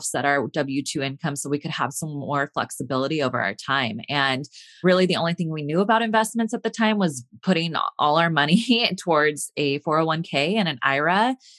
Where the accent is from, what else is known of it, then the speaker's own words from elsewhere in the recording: California, United States; So I am from Northern California.